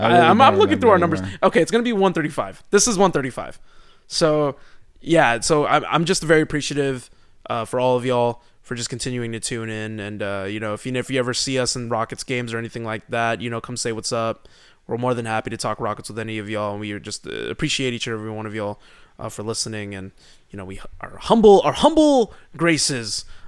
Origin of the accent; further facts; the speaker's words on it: Houston, Texas, United States; I am from Houston. Isn't that weird?